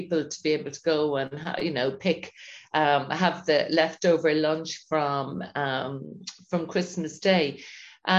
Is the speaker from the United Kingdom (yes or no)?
no; Dungarvan, Munster, Ireland; So yes, I grew up in Dungarvan. We always had amazing produce here.